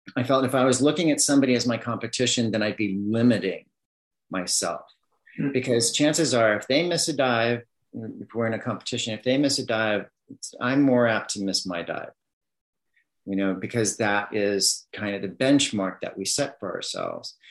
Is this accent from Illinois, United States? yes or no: no; Southern California, United States; moved away as an adult; also born or lived in Miami; I grew up in Southern California